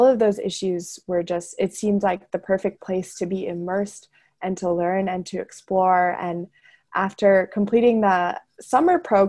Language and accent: English; Wheaton, Illinois, United States; moved away; I am originally from Wheaton, Illinois, which is a suburb of Chicago